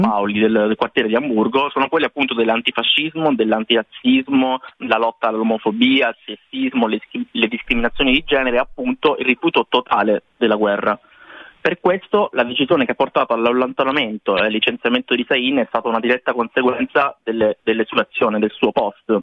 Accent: Italy; siamo in due dall'Italia

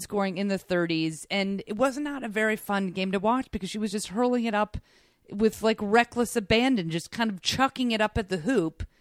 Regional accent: New York, United States; I was raised in New York

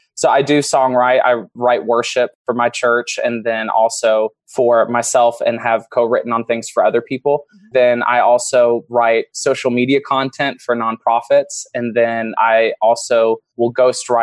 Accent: Dallas, Texas, United States; I'm from Dallas, Texas

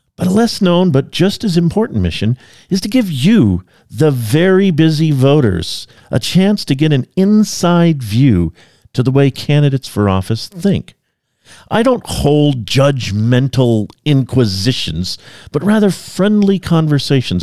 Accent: California, United States; now in Idaho, United States; I come from California, and in California, we were used to earthquakes

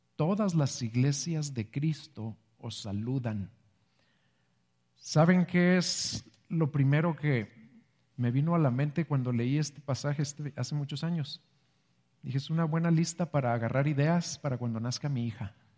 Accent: Mexico; somos mexicanos

